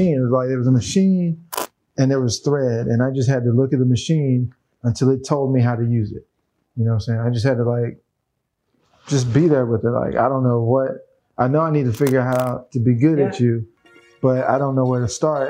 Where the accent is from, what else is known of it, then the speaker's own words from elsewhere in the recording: Memphis, Tennessee, United States; now in California, United States; I'm from Memphis. M-Town